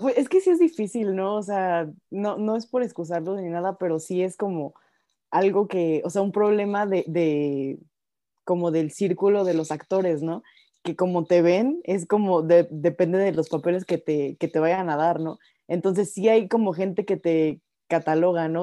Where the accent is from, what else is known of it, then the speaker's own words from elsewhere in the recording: Mexico; mi país